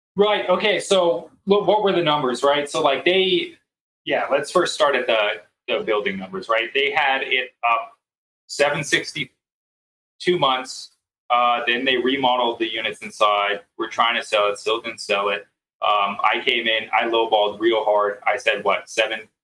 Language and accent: English; San Francisco, California, United States; now in Colorado Springs, United States; my hometown, San Francisco